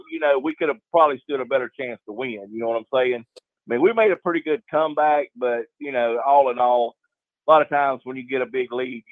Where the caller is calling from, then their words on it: Florida, United States; Yeah, good afternoon, gentlemen. … from Florida.